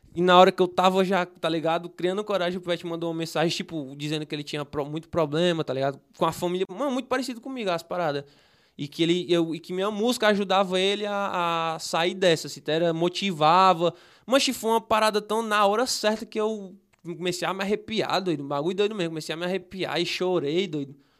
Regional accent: Fortaleza, Ceará, Brazil; eu nasci no Henrique Jorge, né? Nós morava no quintal

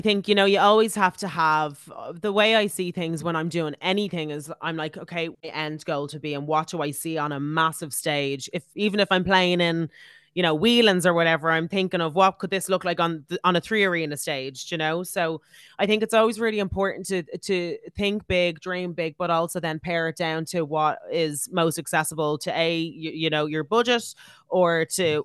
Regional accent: Ireland; as Irish people

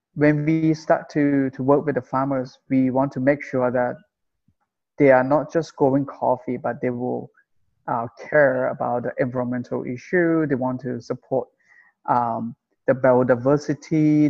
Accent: Chiang Rai, Thailand; I'm from Chiang Rai uh, originally

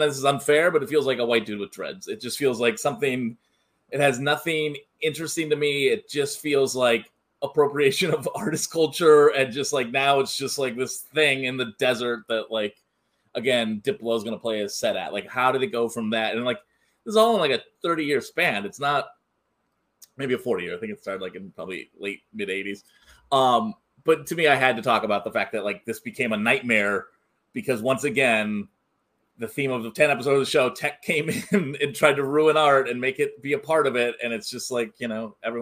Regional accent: Bay Area, California, United States; I grew up in the Bay Area.

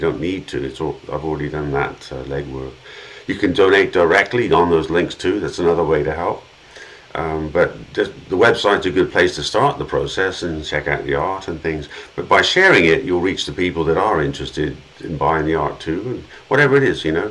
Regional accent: England, United Kingdom; moved away; I grew up in England

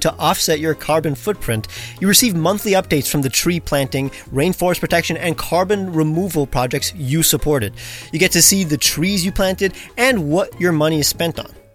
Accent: New York, United States; I grew up in Brooklyn

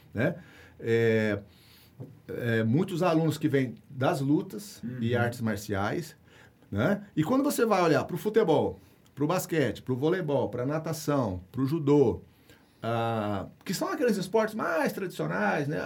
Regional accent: Mato Grosso do Sul, Brazil; moved away; eu fui atleta é, das categorias de base lá no meu estado do Mato Grosso do Sul

